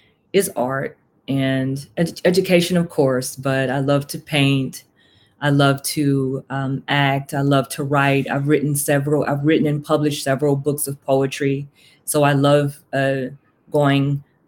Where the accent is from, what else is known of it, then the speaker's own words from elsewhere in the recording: Houston, Texas, United States; moved away as an adult; also born or lived in Puerto Rico; now in Gwinnett, United States; I'm originally from Houston, Texas.